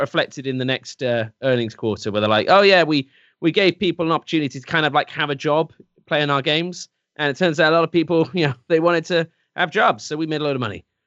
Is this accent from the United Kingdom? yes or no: yes; England, United Kingdom; I'm English